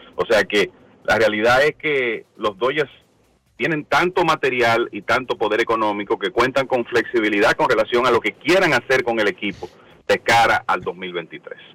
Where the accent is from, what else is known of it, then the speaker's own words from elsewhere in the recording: Dominican Republic; para nosotros los dominicanos